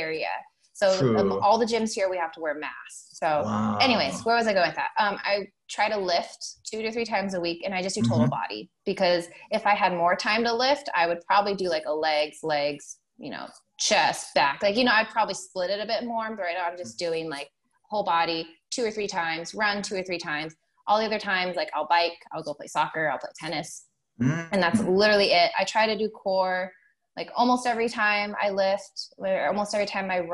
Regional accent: Eastern Washington, United States; also born or lived in Seattle; I'm from Eastern Washington

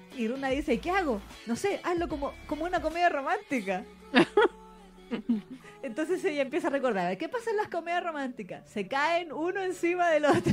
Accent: Chile; Chile en particular las mujeres tendíamos a tener la voz más grave que en otros países

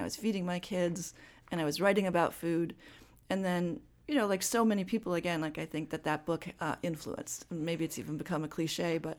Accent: Madison, Wisconsin, United States; moved away; I grew up in Madison, and I didn't grow up on a farm, although we have land out by New Glarus, and that's where really my family has settled down in the roots.

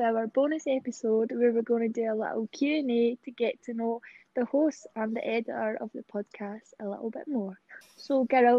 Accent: Glasgow, Scotland, United Kingdom; I was born in 1999 in Glasgow.

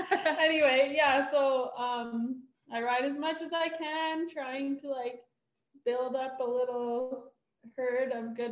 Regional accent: Nampa, Alberta, Canada; also born or lived in Sundre, Alberta; So I was born in Sundry and I lived there till I think we moved up when I was about 5 up to this Nampa Harmon Valley area.

